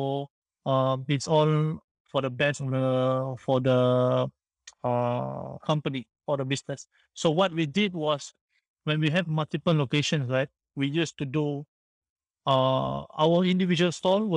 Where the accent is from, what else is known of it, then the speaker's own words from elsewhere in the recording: Singapore; also born or lived in France; I came back from France to Singapore. I had to serve my national service for 2 years.